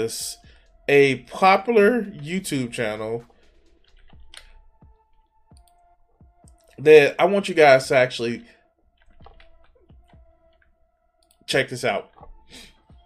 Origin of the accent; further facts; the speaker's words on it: Chicago, Illinois, United States; I grew up in the fucking 90s, dog. I grew up in Chicago